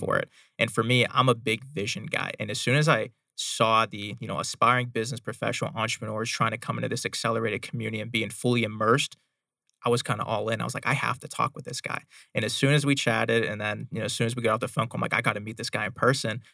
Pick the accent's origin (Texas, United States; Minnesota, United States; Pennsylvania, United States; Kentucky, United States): Pennsylvania, United States; Pittsburgh; moved away as an adult; now in Arizona, United States; I was born and raised in Pittsburgh, Pennsylvania